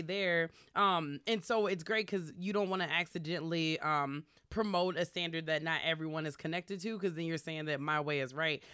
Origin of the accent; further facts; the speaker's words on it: Minneapolis, Minnesota, United States; also born or lived in Chicago; I grew up, uh, over in the South Minneapolis, like Lindale, uh, area